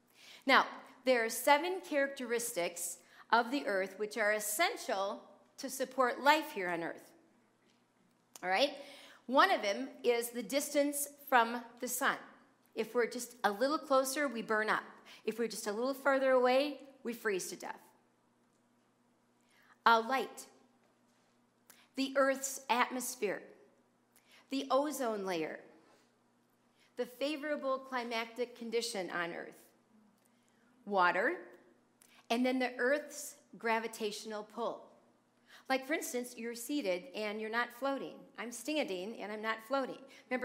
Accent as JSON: {"language": "English", "region": "New Jersey", "country": "United States", "tie": "born there", "also_born_or_lived": "Philadelphia / Madison, Wisconsin", "lives_now": "Oconomowoc, United States", "said": "I've always grown up in northern states. Okay, I was born in New Jersey. And then we moved to Philadelphia, and then I moved to Madison, Wisconsin. Then I went to college in Wisconsin, and then on to our present home here in Oconomowoc."}